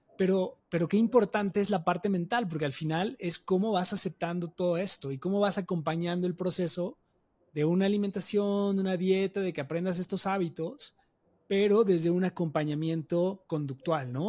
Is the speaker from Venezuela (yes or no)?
no; Mexico; una cultura como la mexicana, o sea, donde tenemos tanta comida tan deliciosa